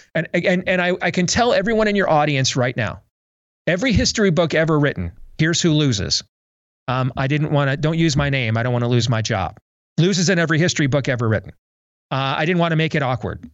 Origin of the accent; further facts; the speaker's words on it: Iowa, United States; my home state of Iowa